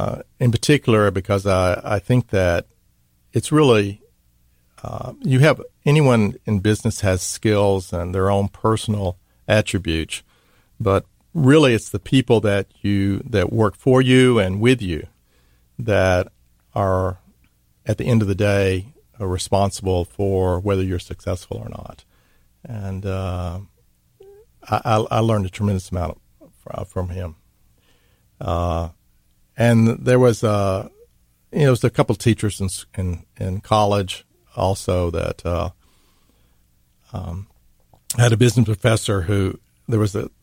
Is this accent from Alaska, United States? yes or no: no; Mississippi, United States; well, I'm from Mississippi, right?